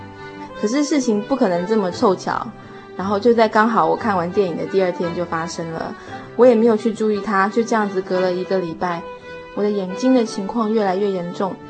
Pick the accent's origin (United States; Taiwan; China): United States; born there; 其实我在台湾也没有身份，因为我是在美国出生的